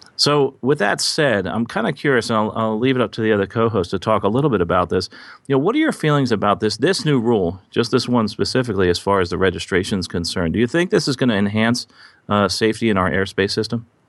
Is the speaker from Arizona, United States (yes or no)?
no; Basking Ridge, New Jersey, United States; moved away; I'm recording in, uh, my hometown of Basking Ridge, New Jersey